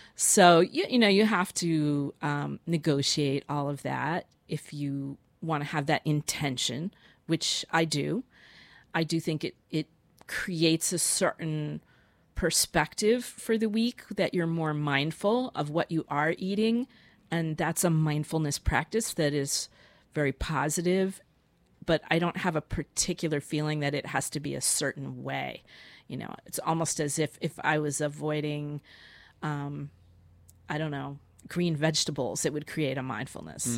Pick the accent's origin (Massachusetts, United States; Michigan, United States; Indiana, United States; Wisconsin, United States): Massachusetts, United States; Boston; moved away; I'm, I'm from Boston, and that's where my father is.